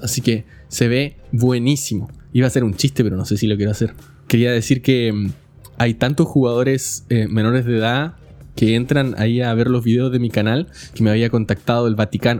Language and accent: Spanish; Chile; now in California, United States; yo no vivo en el país donde nací. Yo soy de Chile y vivo en Estados Unidos, en California